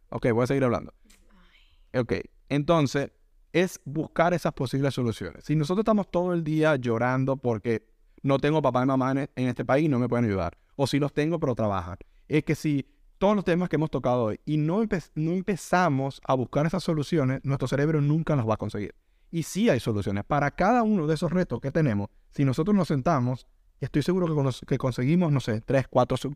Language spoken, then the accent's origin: Spanish; Venezuela; moved away; Nosotros somos venezolanos y lo que hemos escuchado. Es que la medicina en mi país era muchísimo mejor que la de acá.